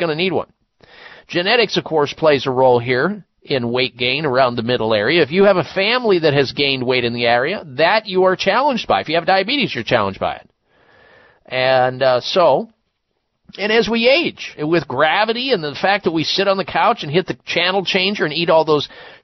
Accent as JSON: {"language": "English", "region": "Midwest", "country": "United States", "tie": "born or raised there", "said": "I grew up in the Midwest"}